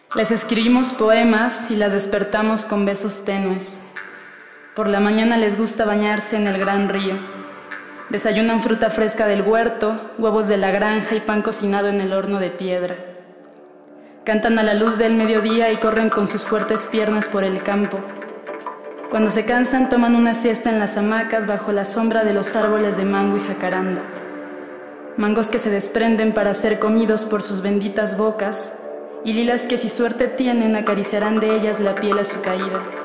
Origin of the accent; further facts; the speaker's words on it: Naucalpan de Juárez, State of Mexico, Mexico; now in Mexico City, Mexico; nací en el Estado de México, en Naucalpan de Juárez. Actualmente radico en la Ciudad de México